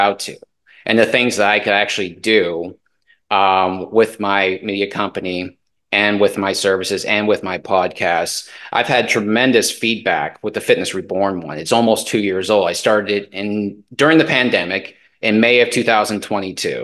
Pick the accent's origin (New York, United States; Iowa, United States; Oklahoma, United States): Iowa, United States; also born or lived in Baltimore, Maryland; I have grown up in Iowa